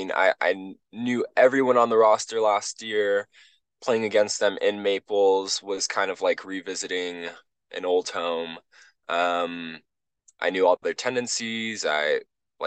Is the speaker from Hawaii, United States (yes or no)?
yes; Honolulu, Hawaii, United States; moved away as an adult; also born or lived in Stanford, California; now in Utah, United States; I'm from Hawaii